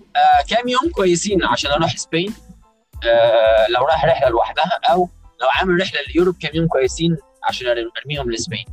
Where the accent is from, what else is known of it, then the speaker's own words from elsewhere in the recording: Egypt; now in New York, United States; عندنا في مصر